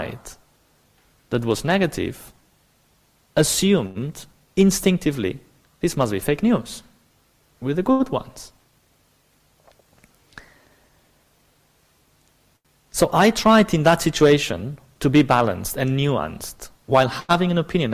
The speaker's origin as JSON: {"language": "English", "town": "Barcelona", "region": "Catalonia", "country": "Spain", "second_language": "English", "moved": "yes", "said": "I'm obviously not British. I come from the south of Europe. So I'm specifically from Barcelona"}